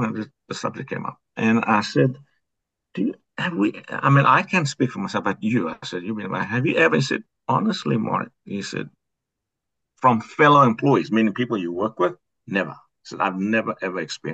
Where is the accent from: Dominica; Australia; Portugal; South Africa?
South Africa; moved away as an adult; also born or lived in New Mexico; now in United States; I'm from South Africa.